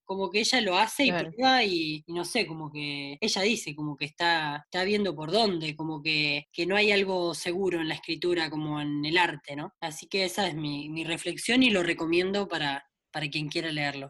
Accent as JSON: {"language": "Spanish", "town": "Doyle", "region": "Buenos Aires", "country": "Argentina", "said": "mi pueblo de Doile, en Santa Lucía"}